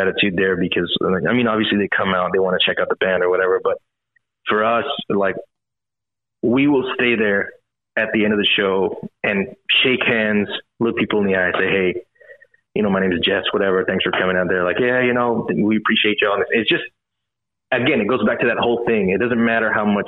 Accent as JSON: {"language": "English", "region": "Texas", "country": "United States", "said": "we're from Texas"}